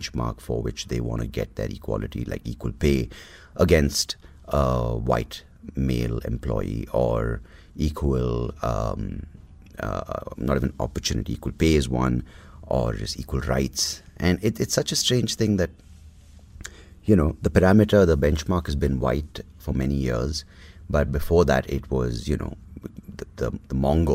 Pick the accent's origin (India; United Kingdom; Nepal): India; Bangalore, Karnataka; also born or lived in Mangalore; I'm from South Canada, I'm Bangalorean. So Bangalore, Mangalore Brahmin